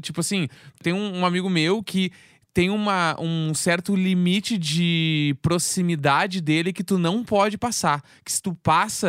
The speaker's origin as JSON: {"language": "Portuguese", "region": "Rio Grande do Sul", "country": "Brazil", "moved": "yes", "lives_now": "São Paulo, Brazil", "said": "eu sendo gaúcho"}